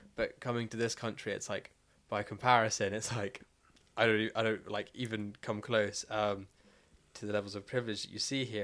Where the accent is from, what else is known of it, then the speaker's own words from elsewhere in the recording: South Africa; now in United Kingdom; I'm South African and I'm white, so therefore, off the bat, the fact that I had food on my table means that I'm in top one percent. Like, most of the country live below the breadline.